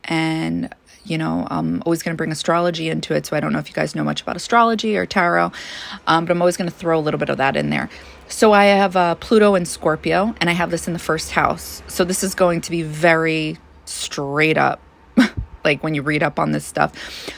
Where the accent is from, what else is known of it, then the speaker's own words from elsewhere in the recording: New York, United States; You know, I grew up in Long Island for the most part. I moved to several different places. But overall, I lived in Long Island for the majority of my childhood.